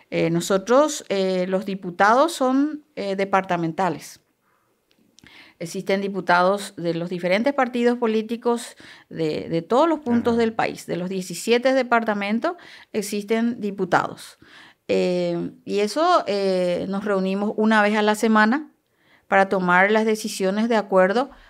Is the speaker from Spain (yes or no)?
no; Canindeyú, Paraguay; esté una canindeyuense, porque yo soy de Canindeyu.